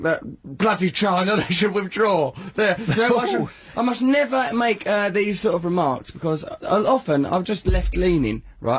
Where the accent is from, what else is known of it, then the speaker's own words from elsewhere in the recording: England, United Kingdom; We're from England.